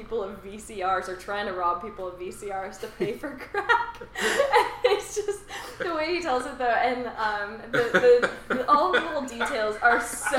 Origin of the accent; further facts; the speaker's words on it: Clarkston, Michigan, United States; I'm from Clarkston, Detroit Metro